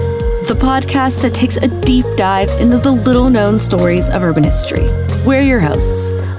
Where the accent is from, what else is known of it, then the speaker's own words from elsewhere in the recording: Cincinnati, Ohio, United States; my hometown, Cincinnati